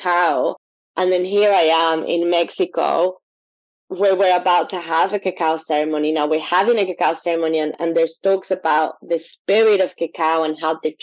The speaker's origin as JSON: {"language": "English", "town": "Quito", "region": "Pichincha", "country": "Ecuador", "tie": "born or raised there", "moved": "yes", "lives_now": "United Kingdom", "said": "being from Ecuador, growing up in Ecuador"}